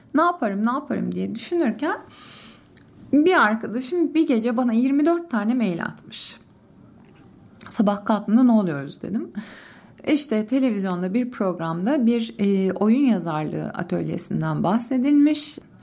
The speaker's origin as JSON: {"language": "Turkish", "region": "Istanbul", "country": "Turkey", "tie": "born or raised there", "said": "Zeytinburnu'nda doğdum, büyüdüm."}